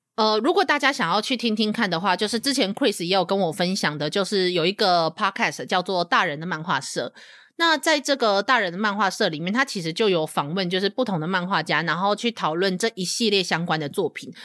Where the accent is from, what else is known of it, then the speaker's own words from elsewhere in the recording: Taiwan; 身为一个台湾人